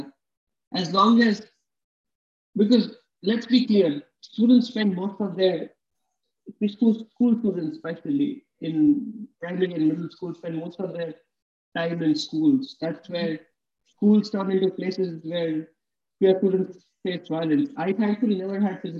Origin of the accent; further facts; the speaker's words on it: India; growing up in India